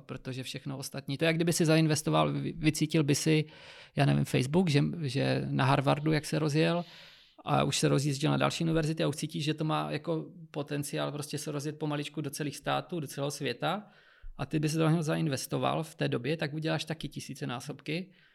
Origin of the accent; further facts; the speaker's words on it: Moravia, Czechia; moved away; já pocházím z Moravy